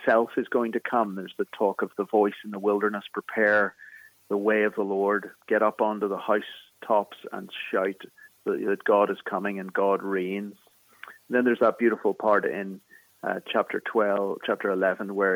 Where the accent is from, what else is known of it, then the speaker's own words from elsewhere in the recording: Belfast, Northern Ireland, United Kingdom; accent: Irish; moved away as an adult; now in Philadelphia, United States; I'm from Belfast in the north of Ireland, in Northern Ireland